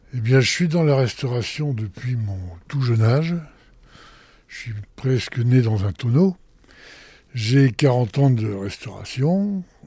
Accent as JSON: {"language": "French", "area": "Picardy", "region": "Hauts-de-France", "country": "France", "moved": "yes", "lives_now": "Paris, France", "said": "je suis picard moi-même. Mais je suis picard, mais de l'autre côté, je suis côté de betterave"}